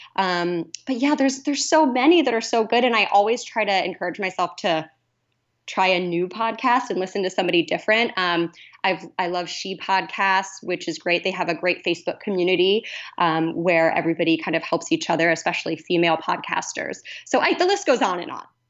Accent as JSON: {"language": "English", "region": "Kansas", "country": "United States", "also_born_or_lived": "Columbia, Missouri / Portland, Oregon", "moved": "as an adult", "lives_now": "Los Angeles, United States", "said": "I'm originally from Kansas"}